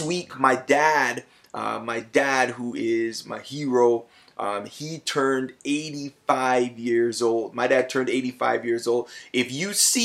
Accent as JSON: {"language": "English", "town": "Toronto", "region": "Ontario", "country": "Canada", "tie": "born or raised there", "also_born_or_lived": "Plainfield, New Jersey / United States", "said": "I was raised in Toronto. I'm a Scarborough man"}